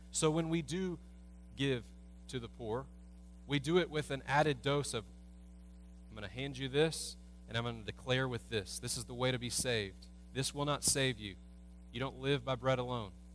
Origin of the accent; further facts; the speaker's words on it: United States; as American Christians